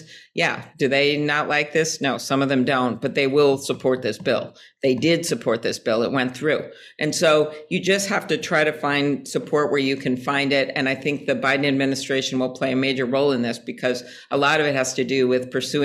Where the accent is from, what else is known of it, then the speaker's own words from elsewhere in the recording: Midwest, United States; I'm from the Midwest.